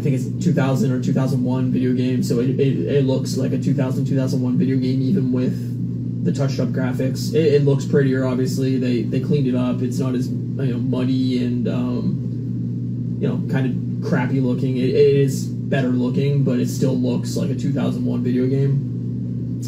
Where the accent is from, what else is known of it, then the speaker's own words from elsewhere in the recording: Canada; Being a Canadian